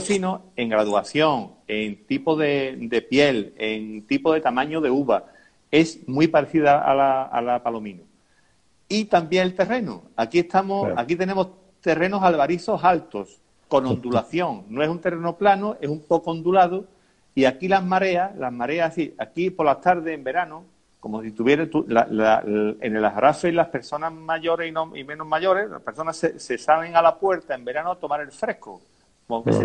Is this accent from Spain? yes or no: yes; Umbrete, Andalusia, Spain; mi pueblo